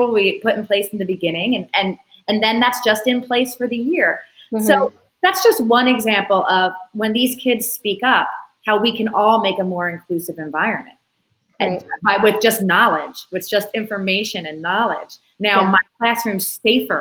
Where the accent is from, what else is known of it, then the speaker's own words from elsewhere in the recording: Philadelphia, Pennsylvania, United States; moved away; I'm an Italian from Philadelphia.